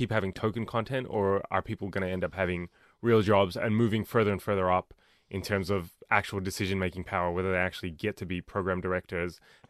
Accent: Australia; me being Australian is weird to them.

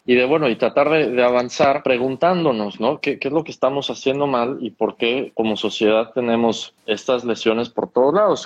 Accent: Mexico

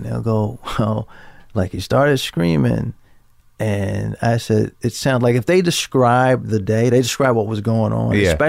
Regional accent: Baltimore, Maryland, United States; I'm from Baltimore. I'm used to going up and down 95

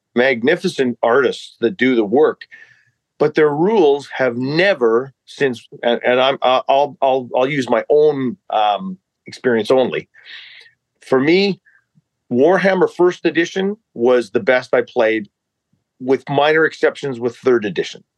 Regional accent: Armstrong, British Columbia, Canada; also born or lived in Revelstoke, British Columbia; I grew up in British Columbia, yes, but I was born in uh, uh, a place uh, in the Rocky Mountains, and uh, it's called Revelstoke.

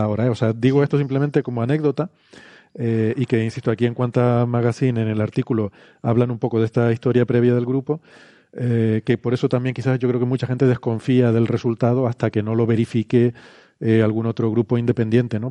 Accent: Icod de los Vinos, Canary Islands, Spain; Ico de los Vinos, que es mi pueblo natal

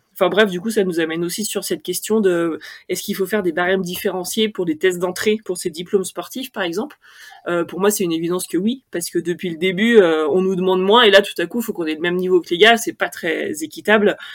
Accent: Haute-Savoie, Auvergne-Rhône-Alpes, France; J'ai grandi en Haute-Savoie

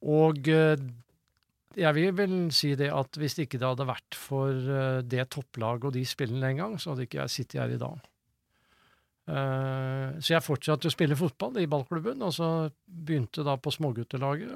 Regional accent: Sandefjord, Vestfold, Norway; jeg er jo født og oppvokst i Sandefjord

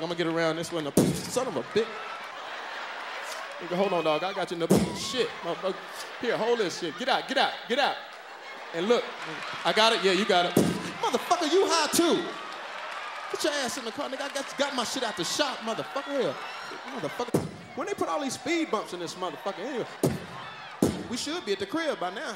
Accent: the South, United States; I'm from the South

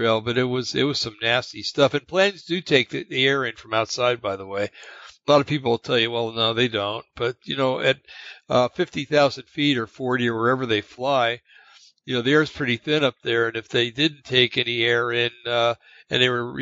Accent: New Jersey, United States; I grew up in New Jersey

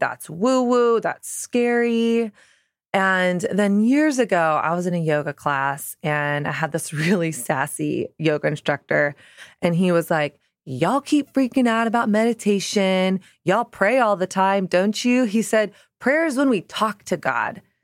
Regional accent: the South, Southern United States, United States; born or raised there; moved away as an adult; now in New York City, United States

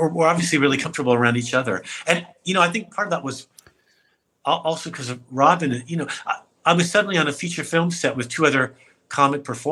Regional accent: San Francisco, California, United States; my hometown right around the corner from my house

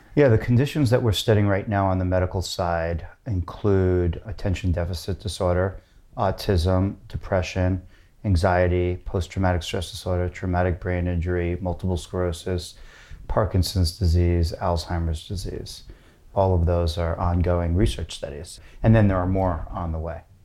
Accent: New York City, New York, United States; moved away as an adult; also born or lived in Berkeley; now in San Francisco, United States; I'm from New York City

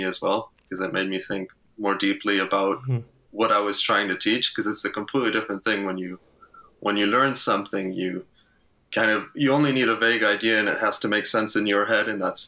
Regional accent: Luxembourg; moved away as an adult; now in Eindhoven, Netherlands; I grew up in Luxembourg, spent the first 18 years of my life there

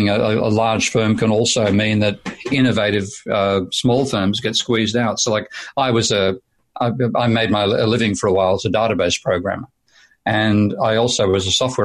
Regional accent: Australia; I'm being totally Australian today

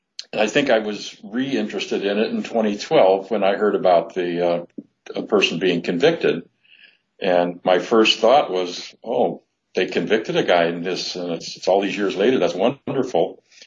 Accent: Sycamore, Illinois, United States; I was born in Sycamore, which was the city, or actually the small town, where the crime occurred. I grew up nearby

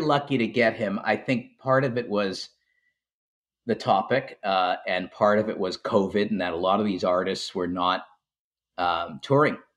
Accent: Montreal, Quebec, Canada; I grew up in Montreal

